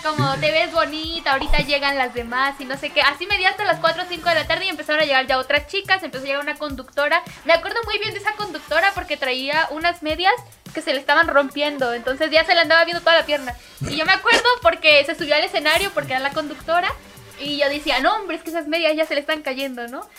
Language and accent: Spanish; Mexico; soy cosplayer mexicana